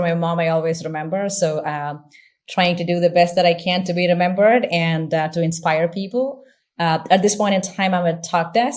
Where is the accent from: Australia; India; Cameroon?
India; moved away; I grew up in India, and growing up in India